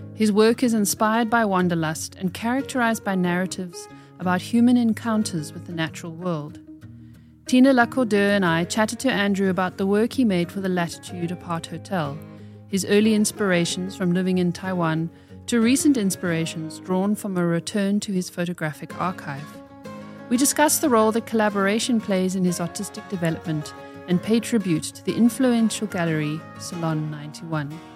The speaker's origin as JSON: {"language": "English", "town": "Oranjemund", "region": "ǁKaras", "country": "Namibia", "tie": "born or raised there", "moved": "yes", "said": "We were born in the same little town in Namibia"}